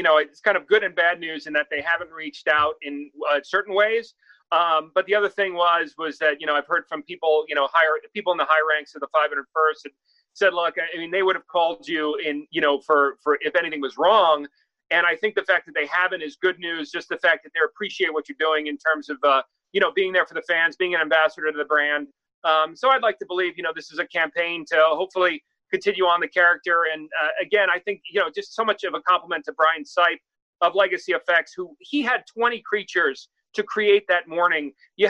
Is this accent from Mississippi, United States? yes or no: no; New York, United States; also born or lived in Los Angeles; I come from New York and Los Angeles, where not everyone's rooting for you. It's a dog-eat-dog cities, both of them.